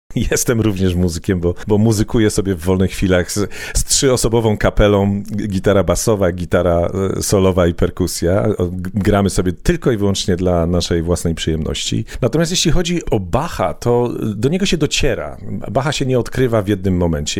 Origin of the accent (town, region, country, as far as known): Poland; moved away as an adult; now in London, United Kingdom